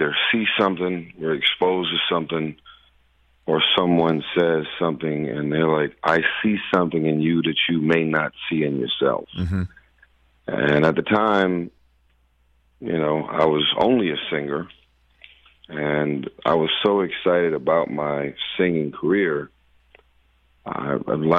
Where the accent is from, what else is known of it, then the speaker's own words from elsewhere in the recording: Los Angeles, California, United States; I'm from South Central L.A., and when you're in the hood